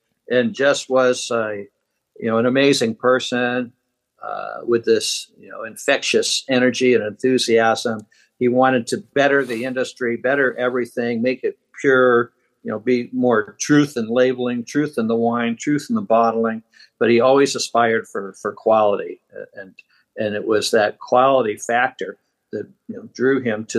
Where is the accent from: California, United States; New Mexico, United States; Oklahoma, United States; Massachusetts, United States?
Massachusetts, United States; Boston; also born or lived in Michigan, United States / Pittsburgh, United States; I was born in Michigan and raised in Boston, Massachusetts, and then Pittsburgh, Pennsylvania.